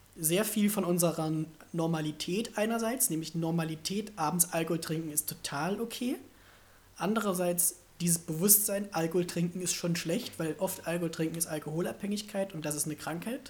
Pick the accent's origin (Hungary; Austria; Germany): Germany; Aber ich komme immer noch aus Deutschland